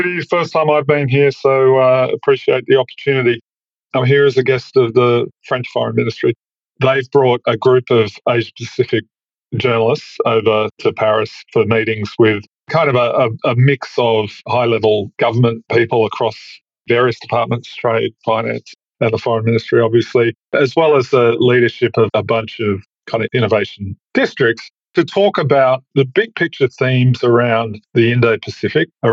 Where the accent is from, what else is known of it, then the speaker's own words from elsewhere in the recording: Australia; as an Australian